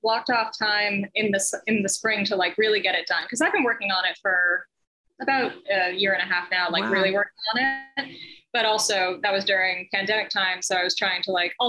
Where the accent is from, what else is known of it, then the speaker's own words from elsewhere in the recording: Massachusetts, United States; moved away as an adult; now in Connecticut, United States; I grew up in Massachusetts, born and bred there. I'm currently living in Connecticut.